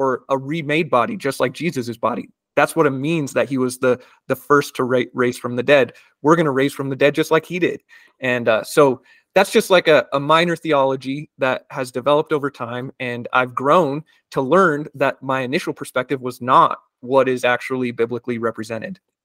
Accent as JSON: {"language": "English", "country": "United States", "tie": "born or raised there", "said": "growing up in the United States"}